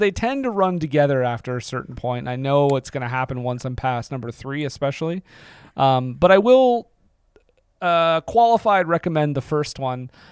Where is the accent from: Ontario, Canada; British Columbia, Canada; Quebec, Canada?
Quebec, Canada; Montreal; I'm from Montreal.